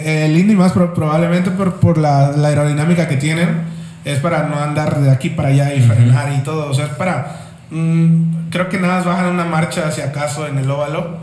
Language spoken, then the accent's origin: Spanish; Mexico; como mexicanos o como latinoamericanos